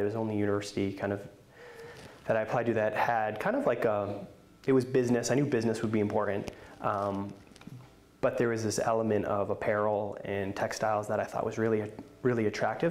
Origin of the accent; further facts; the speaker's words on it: East Coast, Northeast, United States; moved away as an adult; also born or lived in Boston, Massachusetts; now in Oregon, United States; I grew up on the East Coast